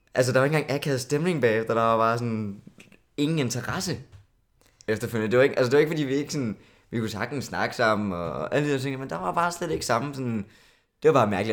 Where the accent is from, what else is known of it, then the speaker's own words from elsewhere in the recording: South Funen, Southern Denmark, Denmark; moved away as an adult; now in Copenhagen, Denmark; jeg er fra Sydfyn. Øhm, så jeg er flyttet til København